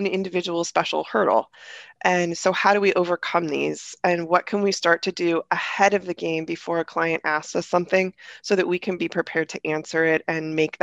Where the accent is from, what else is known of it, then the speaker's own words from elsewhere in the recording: Northeast Ohio, United States; I grew up in Northeast Ohio